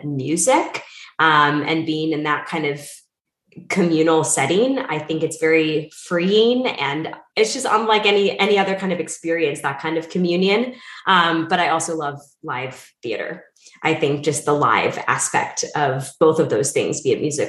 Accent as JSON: {"language": "English", "region": "Wisconsin", "country": "United States", "tie": "born or raised there", "also_born_or_lived": "Missouri / New York City", "moved": "as an adult", "lives_now": "New York, United States", "said": "I grew up in Wisconsin"}